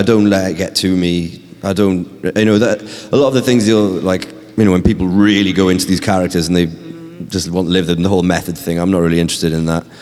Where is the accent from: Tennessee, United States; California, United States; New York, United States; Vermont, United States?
New York, United States; from New York.